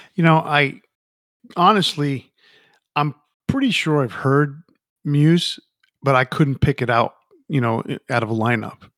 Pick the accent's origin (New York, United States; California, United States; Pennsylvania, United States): New York, United States; I grew up in New York City. Well, not New York City, but I grew up near New, New York City, um, in a, in a Latin family